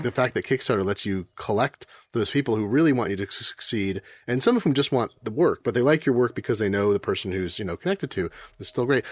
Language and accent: English; Eugene, Oregon, United States; I grew up in Eugene